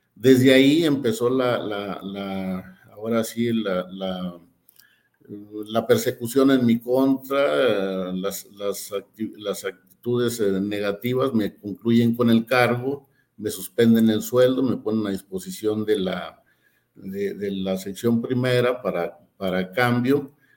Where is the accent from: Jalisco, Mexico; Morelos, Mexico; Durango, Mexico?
Durango, Mexico; yo soy de Durango